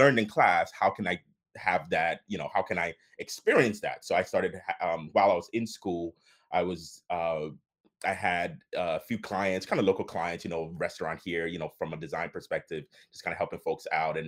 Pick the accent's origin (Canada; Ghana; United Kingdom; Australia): Ghana; Accra, Greater Accra; moved away; also born or lived in Liberia / Atlanta / New Jersey; I was born in Accra, Ghana. So that's in West Africa